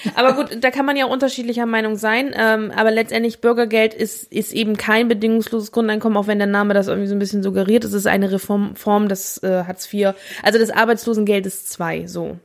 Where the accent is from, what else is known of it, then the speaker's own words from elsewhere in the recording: West Germany, Germany; wir als Westdeutsche